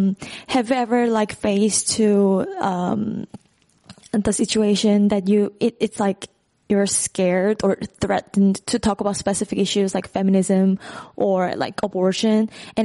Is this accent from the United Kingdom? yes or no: no; South Korea; from South Korea